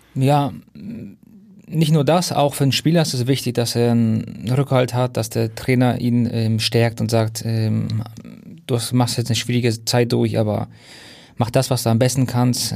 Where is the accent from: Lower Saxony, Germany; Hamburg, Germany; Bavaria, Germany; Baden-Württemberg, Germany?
Hamburg, Germany; moved away; also born or lived in Munich; Ich bin ja Hamburger und bin zwar auf Umwegen über München dann wieder nach Hamburg gekommen.